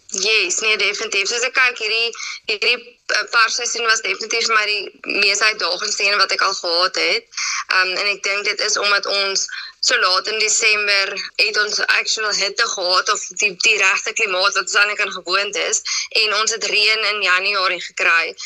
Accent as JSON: {"language": "Afrikaans", "town": "Citrusdal", "region": "Western Cape", "country": "South Africa", "tie": "born or raised there", "also_born_or_lived": "Stellenbosch", "said": "In Citrusdal. So dit is my baie lekker om terug in my tuisdorp te wees"}